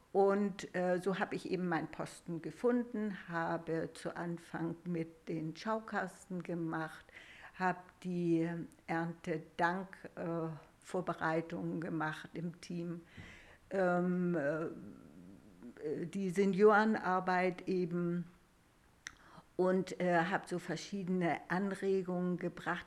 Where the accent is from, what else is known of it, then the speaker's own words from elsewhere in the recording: Rausdorf, Schleswig-Holstein, Germany; ich komme ja auch aus Rausdorf, ich bin hier getauft mhm. und unsere Hochzeit hat hier stattgefunden